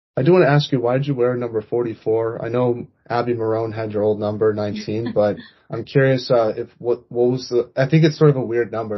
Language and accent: English; United States; I'm American